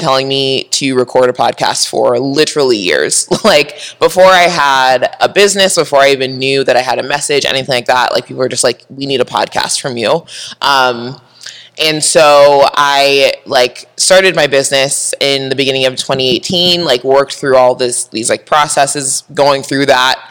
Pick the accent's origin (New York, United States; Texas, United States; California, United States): California, United States; San Diego; I grew up in Southern California, San Diego